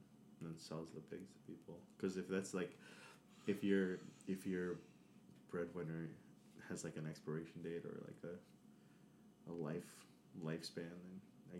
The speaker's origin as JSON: {"language": "English", "region": "New York", "country": "United States", "tie": "born or raised there", "said": "I am born and bred in New York. I'm from the Heights, Washington Heights specifically."}